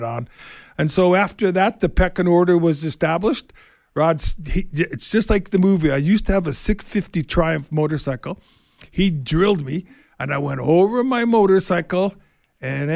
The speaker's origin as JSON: {"language": "English", "town": "Winnipeg", "region": "Manitoba", "country": "Canada", "moved": "yes", "said": "I'm from Winnipeg."}